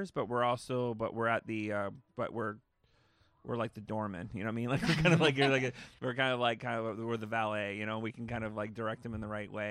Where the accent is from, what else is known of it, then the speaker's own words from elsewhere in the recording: Canada; Like we we don't hide obviously that we're Canadian. We're actually in fact we make jokes about it.